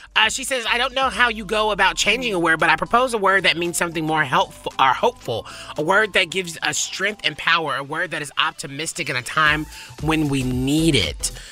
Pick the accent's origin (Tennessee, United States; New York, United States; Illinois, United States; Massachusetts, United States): Tennessee, United States; Nashville; moved away; I'm from Nashville. I was raised there